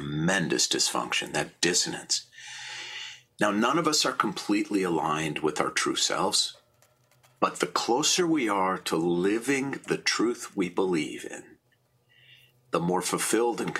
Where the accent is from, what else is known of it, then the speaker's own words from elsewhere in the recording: Minneapolis, Minnesota, United States; I was born in Minneapolis in 1960